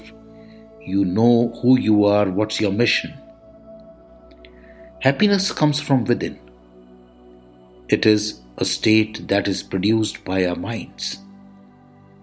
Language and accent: English; India; I am the Indian monk